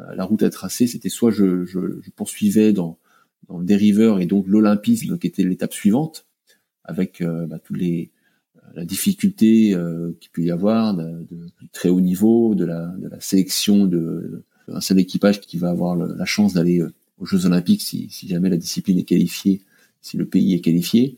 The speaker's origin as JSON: {"language": "French", "area": "Finistère", "region": "Brittany", "country": "France", "tie": "born or raised there", "said": "là où j'ai grandi dans le Finistère. J'ai appris à naviguer à saint paul le léon"}